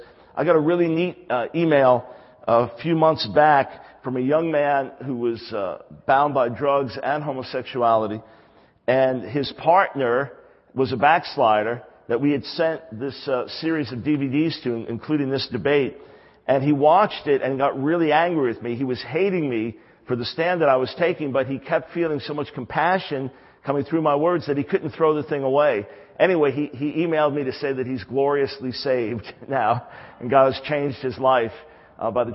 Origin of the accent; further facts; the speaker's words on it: New York, United States; I'm from New York. I'm a New York Jew